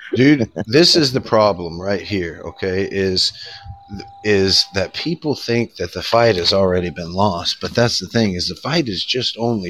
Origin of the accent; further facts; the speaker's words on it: United States; as the American people